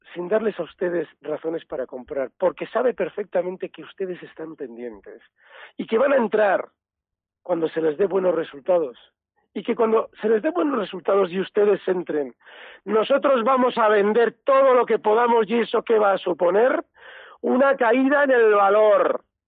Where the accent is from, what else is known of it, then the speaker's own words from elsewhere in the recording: Basque Country, Spain; los vascos somos de la BBV